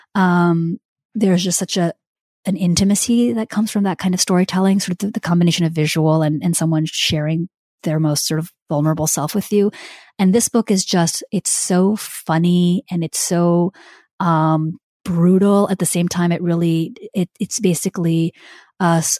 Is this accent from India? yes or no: yes; India; I'm Indian